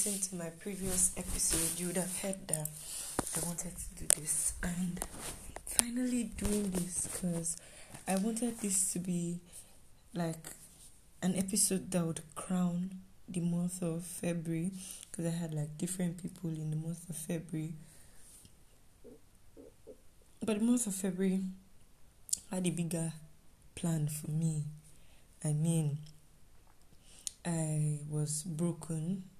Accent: Nigeria; And yeah, I am a Nigerian student.

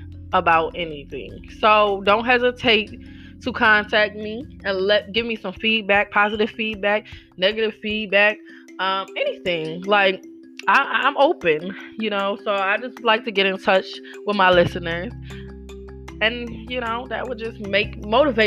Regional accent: Buffalo, New York, United States; I'm from Buffalo, New York

